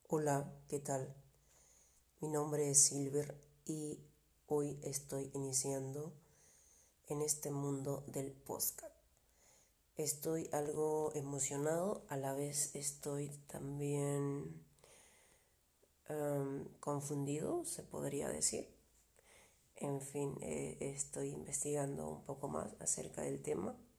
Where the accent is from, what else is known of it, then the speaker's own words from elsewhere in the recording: Peru; soy de Perú